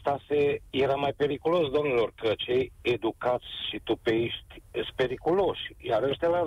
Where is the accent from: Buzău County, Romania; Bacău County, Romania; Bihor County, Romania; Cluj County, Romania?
Cluj County, Romania; Cluj-Napoca; mi s-a îmbunătățit viața la mine în oraș, prin mai multe lucruri. Deci sunt din Cluj.